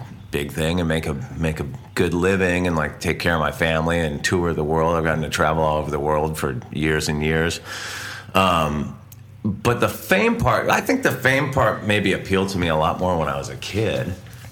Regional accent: Santa Barbara, California, United States; where we grew up in California

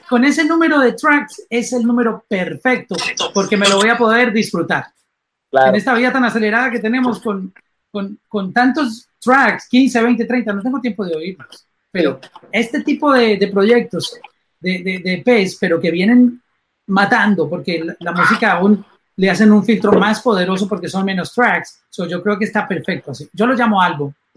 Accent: Colombia; mi país, en Colombia

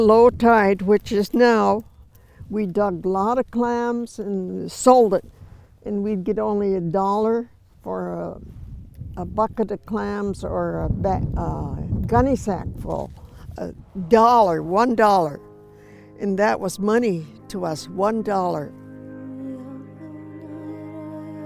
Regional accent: Point Francis, Washington, United States; also born or lived in Marietta, Washington / Lummi Island; I was born in Marietta, Washington. When I was about 2, I moved from Lummi Island to Point Francis

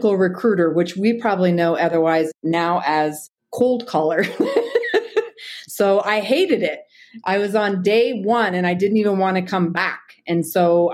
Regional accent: Bay Area, Northern California, United States; moved away as an adult; also born or lived in Twin Falls, Idaho; now in Boise, United States; I'm actually from Northern California, the Bay Area, and I worked in law enforcement there for 10 years.

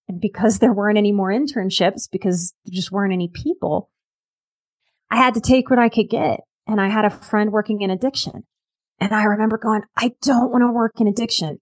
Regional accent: New Orleans, Louisiana, United States; moved away; I'm from New Orleans, which is like the vice drinking capital of the entire planet.

